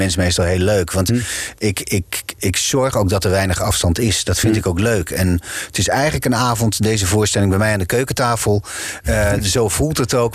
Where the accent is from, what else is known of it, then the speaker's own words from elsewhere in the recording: Groningen, Netherlands; accent: Gronings; first language Gronings; Dutch is a second language; moved away as an adult; now in Amsterdam, Netherlands; het Nederlands is voor mij wel een, tweede taal. Ik ben in, in het Gronings, eh, tenminste, met, met, ik heb een heel sterk accent waar ik mee ben opgegroeid